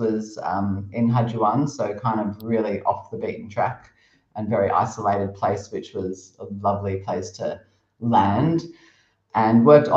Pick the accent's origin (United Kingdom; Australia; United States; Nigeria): Australia; moved away as an adult; also born or lived in Cambodia; now in Thailand; As an Australian